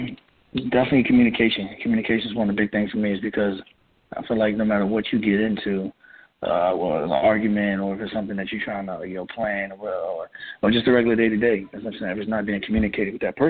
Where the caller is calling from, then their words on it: Virginia, United States; I'm calling from Virginia.